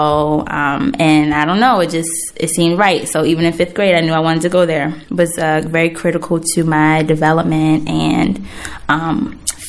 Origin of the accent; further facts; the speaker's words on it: Baltimore, Maryland, United States; also born or lived in Cherry Hill, South Baltimore; I grew up in East Baltimore, but I spent middle school and high school in Cherry Hill.